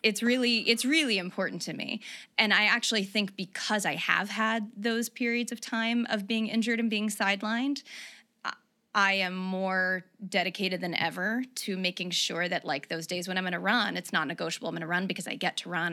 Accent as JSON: {"language": "English", "region": "the South", "country": "United States", "tie": "born or raised there", "also_born_or_lived": "New York", "moved": "yes", "said": "I grew up in the South"}